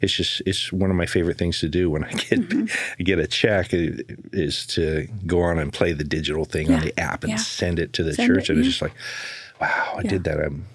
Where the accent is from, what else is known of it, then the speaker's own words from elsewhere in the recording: The Dalles, Oregon, United States; Up in the Dalles.